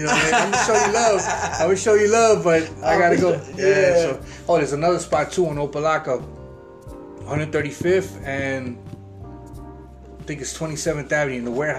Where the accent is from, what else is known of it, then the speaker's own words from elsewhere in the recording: Nicaragua; Oh, yeah, plus, you know, I'm from Central America, so Nicaragua.